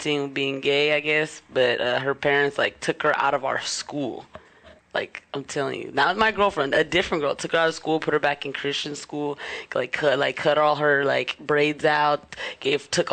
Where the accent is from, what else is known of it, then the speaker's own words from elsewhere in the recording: Detroit, Michigan, United States; I'm from Detroit